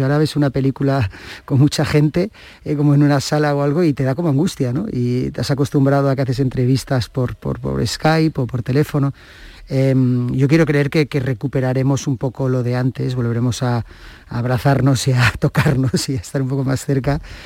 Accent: Catalonia, Spain; ser catalán

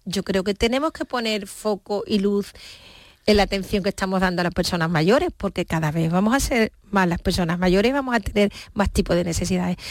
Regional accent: Seville, Andalusia, Spain; now in Cádiz, Spain; yo mi DNI pone que yo nací en Sevilla, mis padres son de Sevilla, toda mi familia está en Sevilla

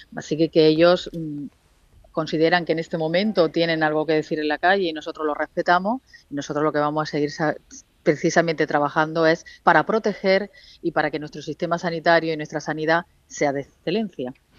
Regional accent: Andalusia, Spain; nosotros como andaluces

